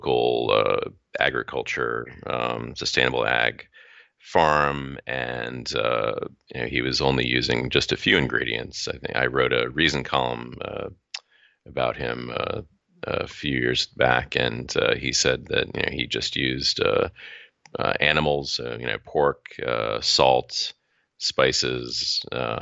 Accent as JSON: {"language": "English", "region": "North Shore of Massachusetts", "country": "United States", "said": "I'm from the North Shore of Massachusetts"}